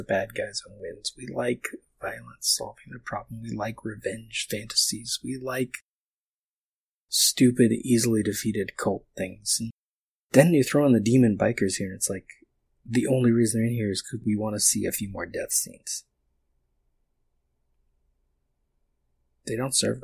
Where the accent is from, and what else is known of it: United States